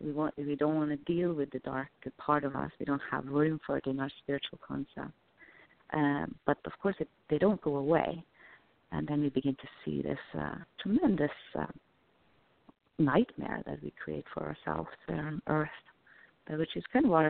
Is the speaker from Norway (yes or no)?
yes; Norway; I come from Norway